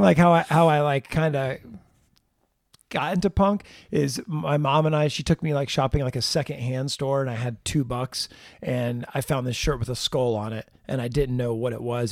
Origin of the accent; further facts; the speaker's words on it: Jacksonville, Florida, United States; I look at Florida as the Jacksonville area as where I was really raised